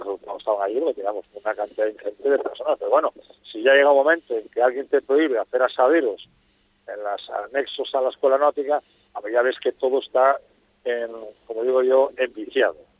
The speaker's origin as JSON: {"language": "Spanish", "region": "Asturias", "country": "Spain", "moved": "yes", "lives_now": "Fuerteventura, Spain", "said": "soy asturiano, no renuncias a tu origen"}